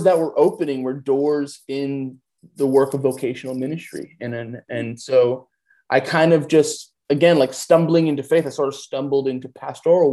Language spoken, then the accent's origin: English; New York City, New York, United States; I'm a New York native. I grew up in Queens, New York. I currently reside in Queens